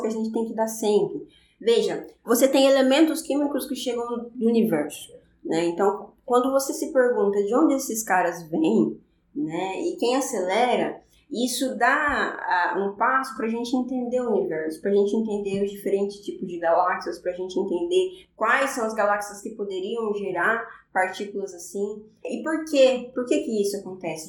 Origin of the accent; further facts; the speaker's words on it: Olímpia, São Paulo, Brazil; also born or lived in São José do Rio Preto; Eu nasci em Olímpia, no interior de São Paulo